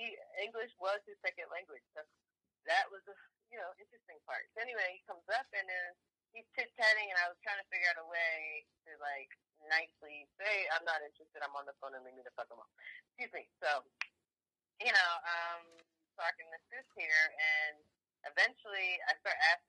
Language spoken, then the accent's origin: English; New Jersey, United States; I'm from Jersey